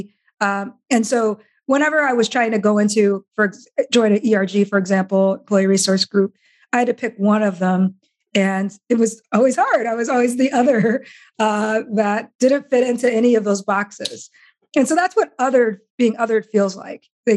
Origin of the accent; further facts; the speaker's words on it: Iowa, United States; I grew up in Iowa